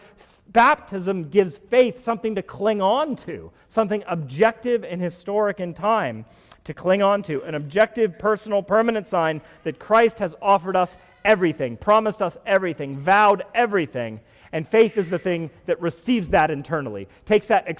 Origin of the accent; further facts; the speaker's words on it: United States; I'm an American